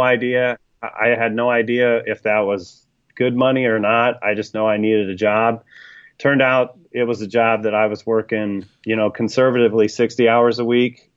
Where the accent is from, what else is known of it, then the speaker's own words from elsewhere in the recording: Sacramento, California, United States; now in Iowa, United States; I grew up in Sacramento